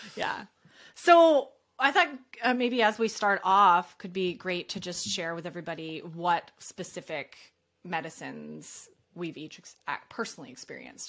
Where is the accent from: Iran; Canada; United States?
Canada; I'm Canadian.